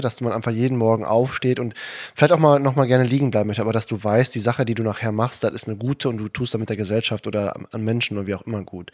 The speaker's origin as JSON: {"language": "German", "town": "Herten", "region": "North Rhine-Westphalia", "country": "Germany", "tie": "born or raised there", "said": "städtisches Gymnasium in Härten, meine Heimatstadt, da wo wir gewohnt haben"}